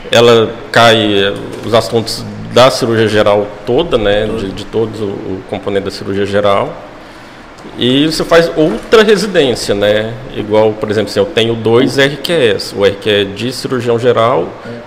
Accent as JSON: {"language": "Portuguese", "town": "Goiânia", "region": "Goiás", "country": "Brazil", "tie": "born or raised there", "said": "Não, sou natural de Goiânia."}